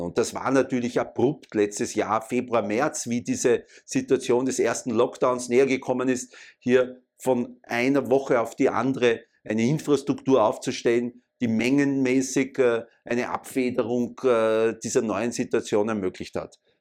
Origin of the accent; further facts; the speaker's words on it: Vienna, Austria; ich bin in Wien geboren, äh, Jahrgang 64 war eigentlich immer in Wien aktiv und äh, habe meine ganze Schulzeit äh, und Universitätszeit in Wien abgearbeitet